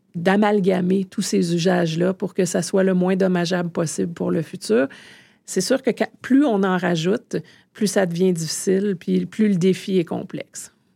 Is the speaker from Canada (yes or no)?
yes; Canada; chez nous au Canada